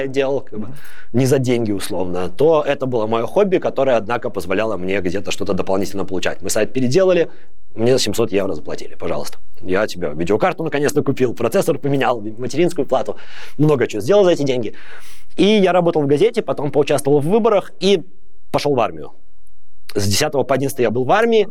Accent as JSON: {"language": "Russian", "town": "Babruysk", "region": "Mogilev Region", "country": "Belarus", "tie": "born or raised there", "moved": "as an adult", "lives_now": "Netherlands", "said": "Я сам из Бобруйска. Я там не родился, но большую часть времени я там жил."}